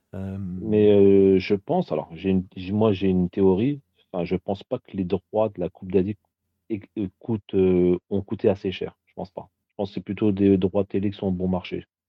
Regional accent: Paris, Île-de-France, France; je suis parisien

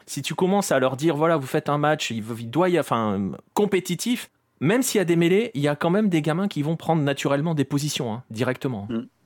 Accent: France; chez nous en France

